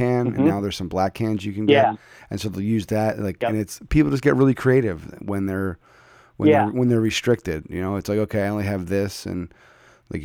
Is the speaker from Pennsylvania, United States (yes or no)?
yes; Philadelphia, Pennsylvania, United States; moved away; I'm originally from Philadelphia